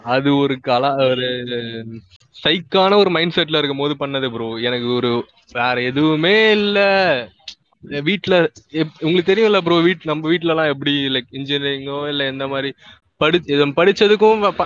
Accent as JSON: {"language": "Tamil", "town": "Chennai", "region": "Tamil Nadu", "country": "India", "tie": "born or raised there", "said": "மண்ணடியில தான் I was born and brought up ஸ்கூலிங்லாம் அங்கே தான் படித்தேன்"}